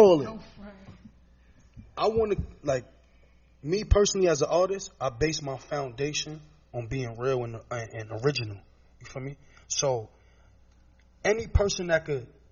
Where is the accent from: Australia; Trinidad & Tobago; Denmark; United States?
United States; New York City, New York; I'm from Brooklyn